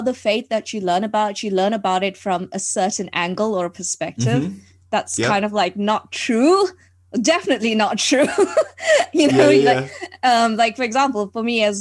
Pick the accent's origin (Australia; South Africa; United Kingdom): South Africa; So I am from South Africa. That's where I was born and brought up